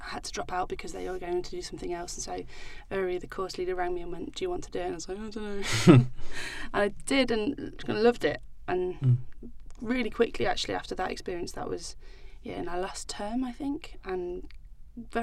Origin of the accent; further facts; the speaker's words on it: Stoke-on-Trent, West Midlands, United Kingdom; I was born in Stoke-on-Trent and I grew up in Staffordshire all my life